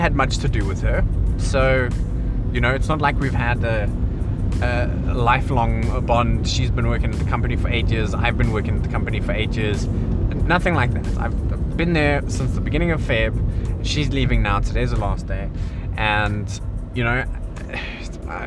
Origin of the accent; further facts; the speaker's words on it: South Africa; moved away as an adult; now in England; I'm South African.